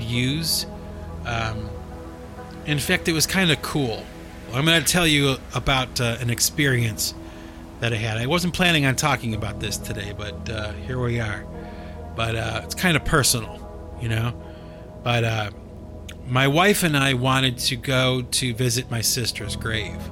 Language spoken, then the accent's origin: English; Cleveland, Ohio, United States; moved away; Cleveland, Ohio, where I was born and raised